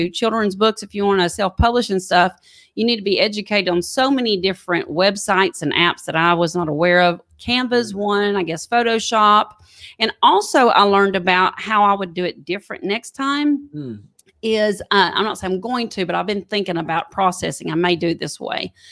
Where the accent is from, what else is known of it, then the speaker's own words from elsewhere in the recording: East Texas, United States; now in Alabama, United States; I was raised in East Texas